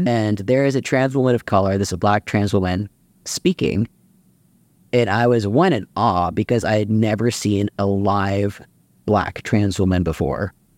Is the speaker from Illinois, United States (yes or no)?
no; Austin, Texas, United States; I grew up in Austin, Texas